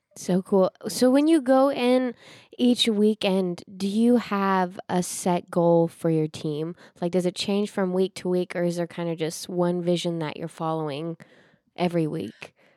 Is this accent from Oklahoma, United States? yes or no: yes; Osage County, Oklahoma, United States; moved away; my hometown